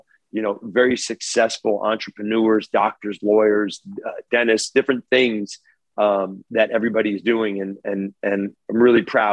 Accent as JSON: {"language": "English", "town": "Monterey Park", "region": "California", "country": "United States", "tie": "born or raised there", "said": "growing up in Monterey Park"}